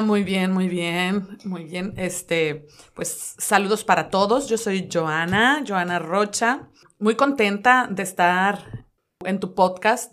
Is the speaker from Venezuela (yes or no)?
no; Culiacán, Sinaloa, Mexico; moved away as an adult; now in Dallas, United States; soy de la hermosa tierra de Culiacán, Sinaloa, nacida allá